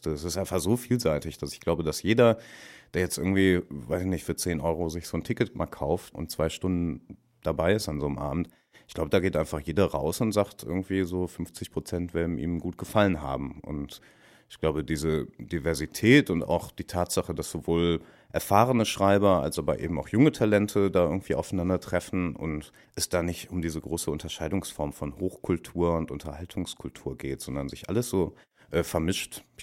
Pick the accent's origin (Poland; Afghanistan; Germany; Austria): Germany; Dortmund, North Rhine-Westphalia; Auch Dortmund, meine Heimat, irgendwie auch das Ruhrgebiet, der, der Schlag Menschen, der dort haust.